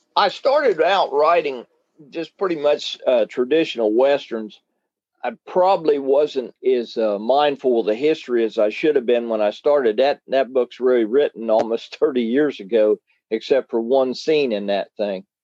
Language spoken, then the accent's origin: English; West Virginia, United States; now in Ohio, United States; I was born in the West, uh, West Virginia